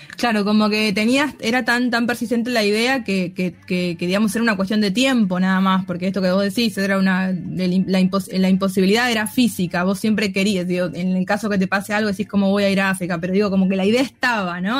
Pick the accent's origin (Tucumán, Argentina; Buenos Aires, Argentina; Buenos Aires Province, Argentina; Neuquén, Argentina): Tucumán, Argentina; nosotros, les tucumanos, argentinos, nos juzgan por los porteños